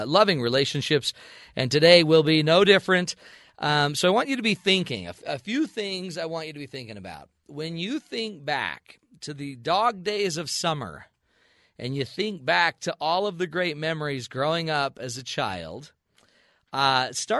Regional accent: Salt Lake City, Utah, United States; I grew up in Salt Lake City

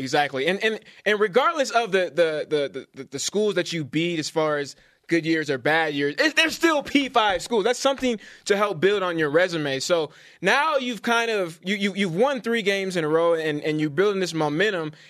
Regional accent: Bay Area, California, United States; moved away; I'm from the Bay Area

